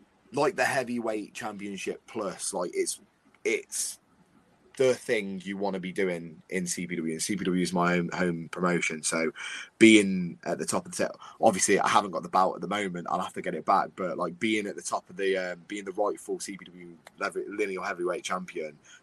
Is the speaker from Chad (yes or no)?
no; United Kingdom; I'm a British wrestler